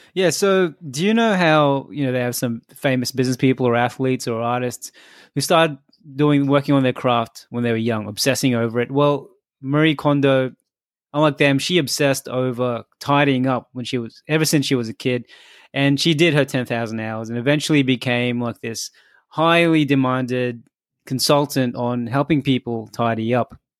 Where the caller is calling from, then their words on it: Australia; I'm calling in from Australia